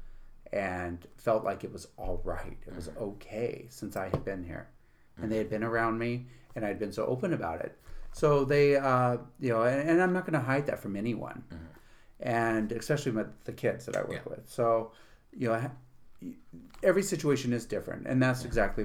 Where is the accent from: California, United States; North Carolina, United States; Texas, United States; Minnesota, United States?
California, United States; San Francisco; also born or lived in New York City; now in Utica, United States; I grew up in San Francisco, born and raised